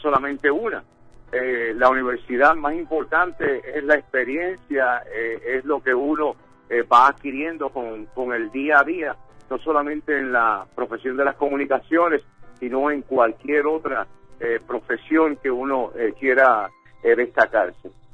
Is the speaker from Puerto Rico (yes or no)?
yes; Puerto Rico; now in New York, United States; en el caso mío que soy puertorriqueño